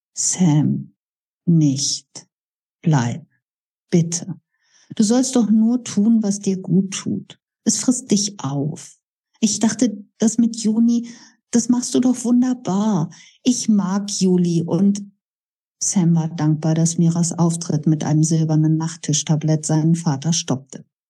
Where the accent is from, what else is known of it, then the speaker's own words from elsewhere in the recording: Bonn, North Rhine-Westphalia, Germany; Bad Godesberg tatsächlich meine Heimatstadt